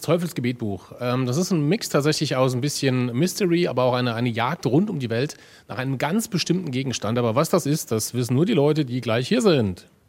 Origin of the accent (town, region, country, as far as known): Homburg, Saarland, Germany